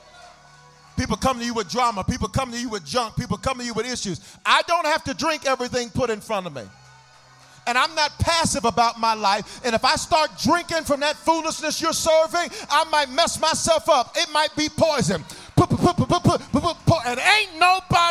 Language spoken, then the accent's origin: English; the South, United States; I'm from the South, so we have a special blended tea called sweet tea.